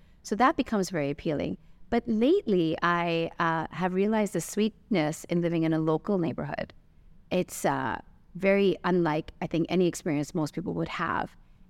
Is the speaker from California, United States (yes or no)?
yes; Santa Monica, California, United States; now in Dubai, United Arab Emirates; growing up in California, Santa Monica, the first answer would be obviously the beach and the water.